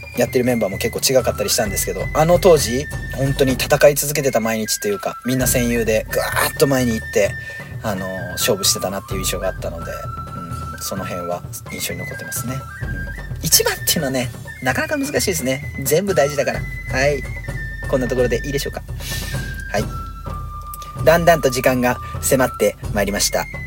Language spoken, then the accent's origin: Japanese; Iwaki, Fukushima, Japan; accent: Iwaki dialect (Fukushima dialect); now in Sado, Japan; 福島弁っていうか、まあ、いわき弁なのかな？でも、やっぱ佐渡にいると、いわき弁はなかなか出ないですよね